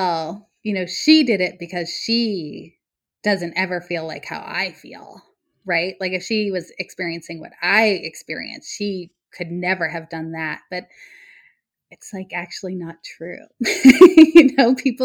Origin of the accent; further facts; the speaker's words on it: near Boston, Massachusetts, United States; I grew up near Boston